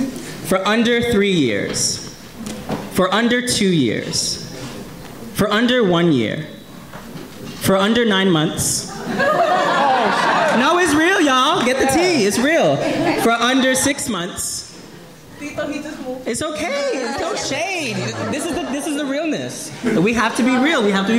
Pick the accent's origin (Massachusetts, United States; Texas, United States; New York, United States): New York, United States; New York City; born and raised in Bushwick. Second oldest of five to a mother who raised us with under $10,000 a year.